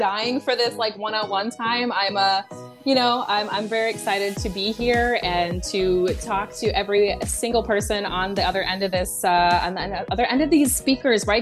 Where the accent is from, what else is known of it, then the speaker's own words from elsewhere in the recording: United States; I'm American